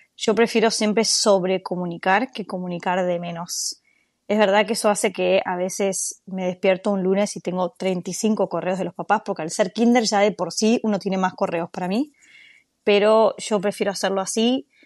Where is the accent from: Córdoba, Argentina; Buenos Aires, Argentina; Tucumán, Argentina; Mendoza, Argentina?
Buenos Aires, Argentina; moved away as an adult; now in United States; soy de Buenos Aires, Argentina